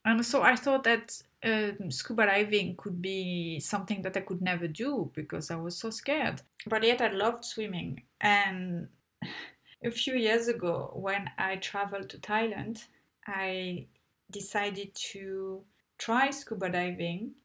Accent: Tunisia; I grew up in Papa, most of my childhood in Tunisia

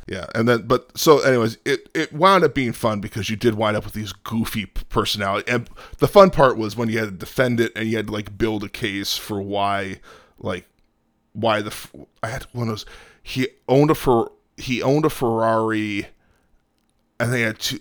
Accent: outside Chicago, Illinois, United States; moved away; also born or lived in Talladega, Alabama; I grew up outside Chicago

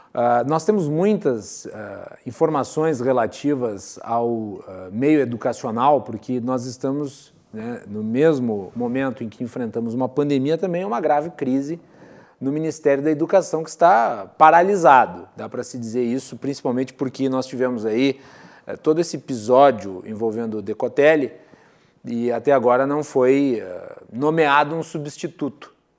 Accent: Farroupilha, Rio Grande do Sul, Brazil; eu sou de Farroupilha

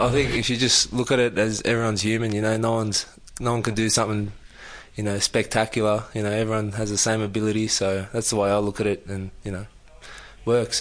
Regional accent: Sydney, New South Wales, Australia; moved away as an adult; now in Canberra, Australia; I was born in Sydney, um, grew up uh, around East Lakes area

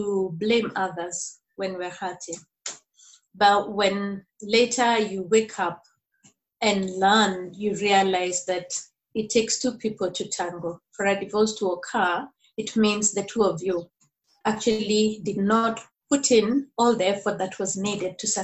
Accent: Nairobi, Kenya; now in Murang'a, Kenya; I'm from Nairobi, Kenya. I live in a place called Murang'a, a county in central province of Kenya.

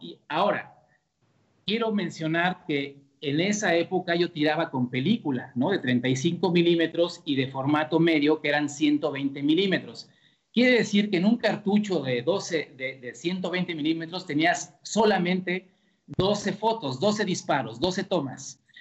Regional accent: Mexico; como somos los mexicanos

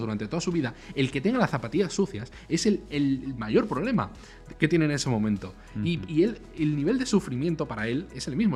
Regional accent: Spain; Aquí en España

